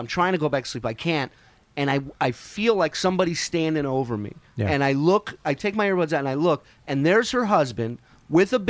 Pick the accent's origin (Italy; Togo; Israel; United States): Israel; I was born in Israel. I've eaten Israeli food my whole life